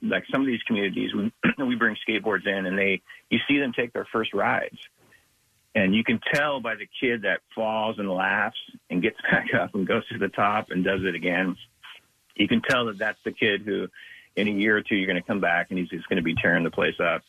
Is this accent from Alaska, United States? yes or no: no; Big Sandy, Montana, United States; I grew up in Big Sandy, which is super, super isolated.